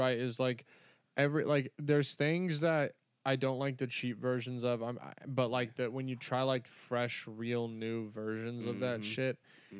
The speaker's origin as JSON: {"language": "English", "region": "California", "country": "United States", "said": "I just call it Jaeger because I'm 23 from California and I talk like a jackass."}